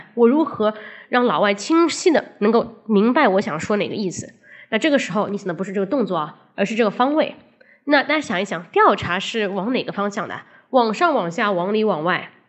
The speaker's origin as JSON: {"language": "Chinese", "country": "China", "said": "老外说话他在乎的是状态，而我们中国人说话呢，他在乎的是动作。"}